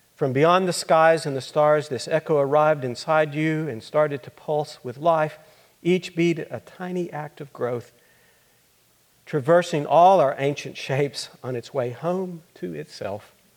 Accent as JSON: {"language": "English", "town": "Littlefield", "region": "Texas", "country": "United States", "tie": "born or raised there", "said": "I grew up in Littlefield, Texas"}